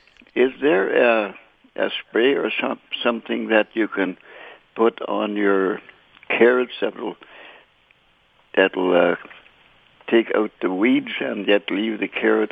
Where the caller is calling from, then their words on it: Carman, Manitoba, Canada; I'm calling from Carmen.